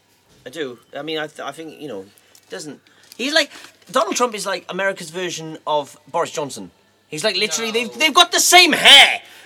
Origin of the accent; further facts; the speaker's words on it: Wales, United Kingdom; I'm actually from Wales.